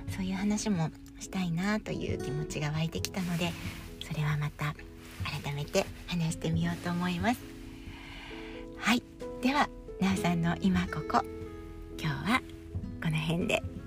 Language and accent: Japanese; Honshu, Japan; moved away as an adult; now in Sapporo, Japan; 私はやっぱり本州で生まれ育って